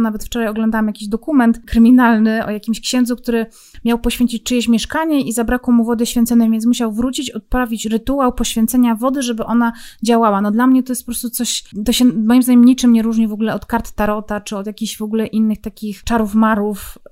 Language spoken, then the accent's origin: Polish; Zabrze, Silesian Voivodeship, Poland; ja pochodzę z Zabrza